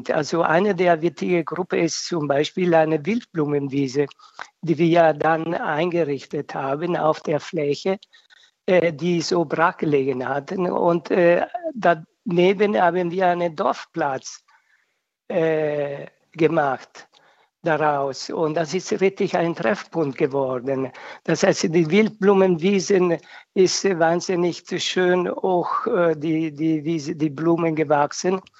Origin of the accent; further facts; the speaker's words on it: Italy; Das ist ein Mehrwert, was äh, für mich gerade als Italiener total wichtig ist.